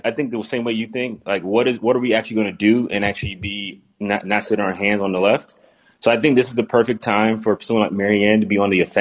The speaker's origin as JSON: {"language": "English", "region": "New York", "country": "United States", "tie": "born or raised there", "said": "I grew up in New York"}